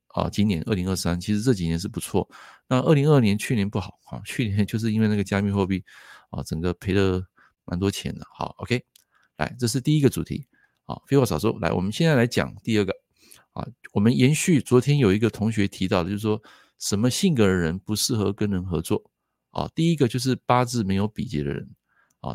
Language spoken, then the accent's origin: Chinese; Taiwan; 我们台湾这边